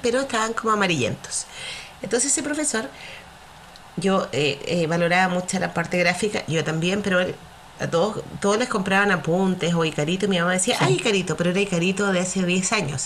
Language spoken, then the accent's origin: Spanish; Valparaíso, Chile; me crié en la Avenida Argentina, eh, rodeada de colegios